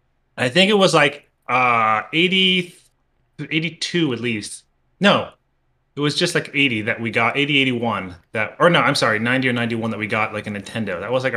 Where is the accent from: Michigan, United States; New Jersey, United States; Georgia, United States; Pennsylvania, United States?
New Jersey, United States; I grew up in Jersey. Mm-hmm. My parents, I have like two immigrant parents from Southeast Asia.